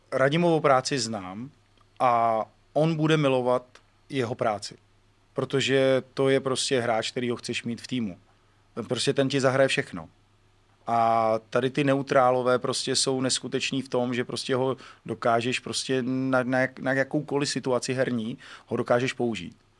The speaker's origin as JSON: {"language": "Czech", "country": "Czechia", "said": "my Češi"}